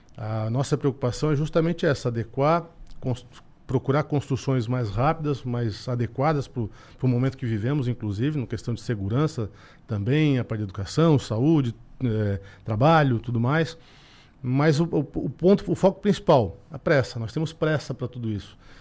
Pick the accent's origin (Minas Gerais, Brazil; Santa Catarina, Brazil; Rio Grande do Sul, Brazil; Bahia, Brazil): Santa Catarina, Brazil; Araranguá; eu sou aqui de Araranguá, então, do ladinho